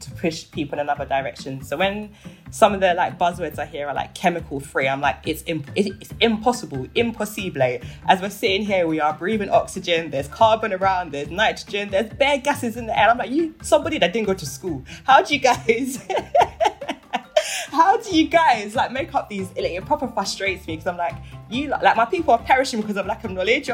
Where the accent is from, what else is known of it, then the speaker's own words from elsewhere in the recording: Nigeria; I'm Nigerian